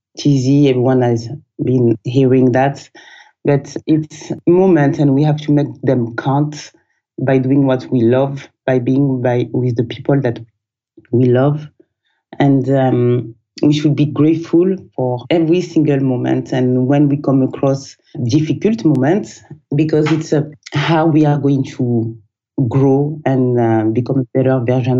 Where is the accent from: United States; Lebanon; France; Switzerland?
France; southern France; moved away; also born or lived in Guinea-Bissau; So I was born in the south of France.